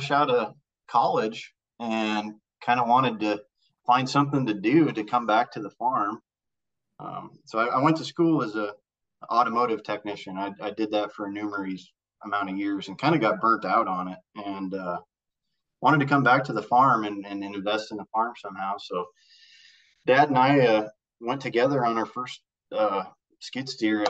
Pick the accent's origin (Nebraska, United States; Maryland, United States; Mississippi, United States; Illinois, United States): Nebraska, United States; Northeast; I'm from Northeast Nebraska